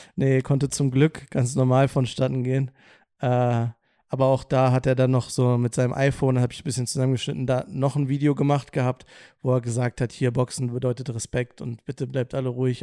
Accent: Wolfsburg, Lower Saxony, Germany; aus meiner Heimatstadt kommt, aus Wolfsburg

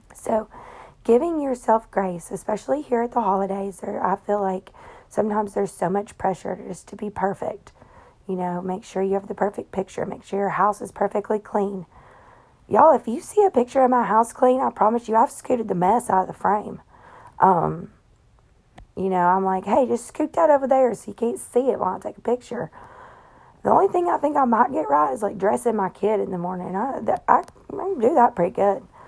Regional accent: Tennessee, United States; I'm from Tennessee

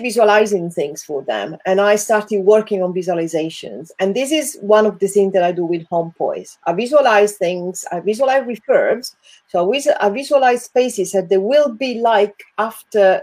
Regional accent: Italy; English is a second language; moved away as an adult; also born or lived in England; now in United Kingdom; I come from Italy

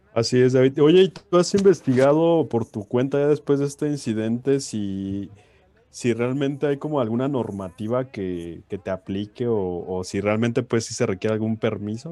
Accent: Mexico; nos caracteriza como mexicanos

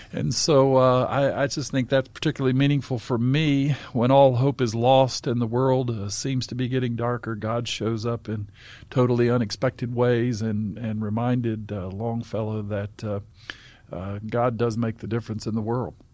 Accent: Southern Appalachia, North Carolina, United States; in Southern Appalachian, where I grew up in North Carolina

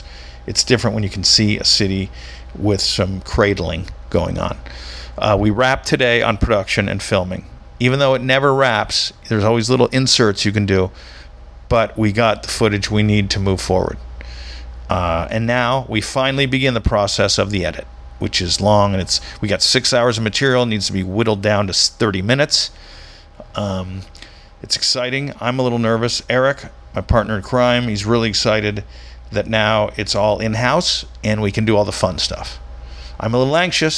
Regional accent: Orange County, California, United States; also born or lived in Korea; I grew up in Orange County, an hour south.

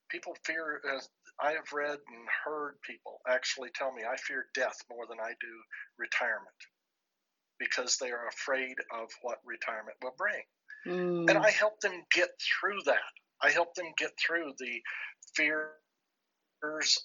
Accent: New Mexico, United States; my home state of New Mexico

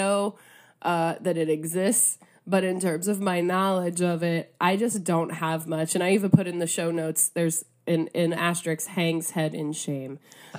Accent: Ohio, United States; But where I'm originally from Northeast Ohio, a lot of radio stations play polka, particularly their my college radio station.

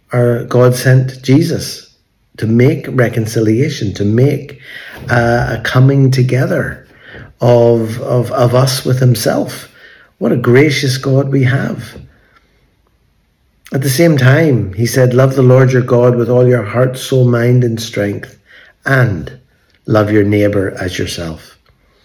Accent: Belfast, Northern Ireland, United Kingdom; moved away; today we're in Belfast, in my hometown where I grew up.

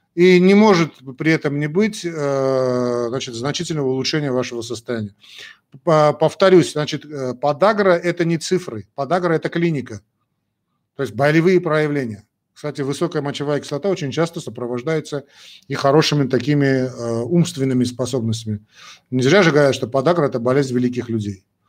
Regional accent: Armenia; Мы часть армяне

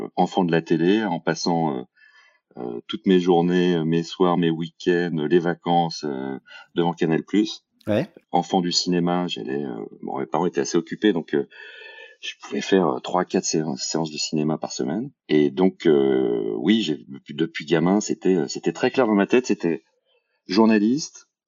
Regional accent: Paris region, Île-de-France, France; moved away as an adult; also born or lived in Bordeaux; j'ai grandi, euh, j'ai grandi en région parisienne.

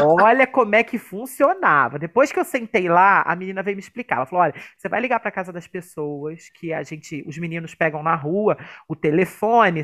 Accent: Brazil; Nascemos no Brasil, que já é um lugar que é um perrengue

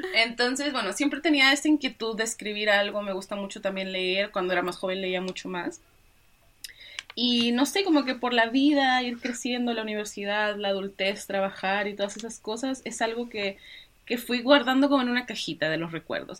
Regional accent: Mexico; moved away as an adult; now in Santiago, Chile; yo soy mexicana

